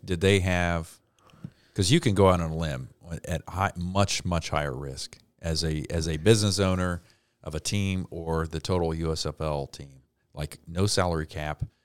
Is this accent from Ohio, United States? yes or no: yes; Cincinnati, Ohio, United States; I grew up in Cincinnati